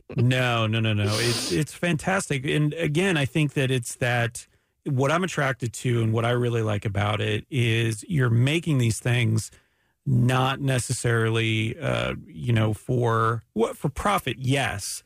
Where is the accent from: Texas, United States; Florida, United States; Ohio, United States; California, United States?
Florida, United States; Ormond Beach; also born or lived in Canada; I grew up in Ormond Beach.